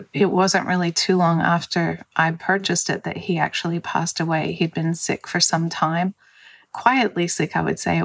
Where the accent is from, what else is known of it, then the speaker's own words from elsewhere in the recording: Australia; moved away as an adult; also born or lived in California / Denver; now in United States; I'm actually Australian. So I moved from Australia to California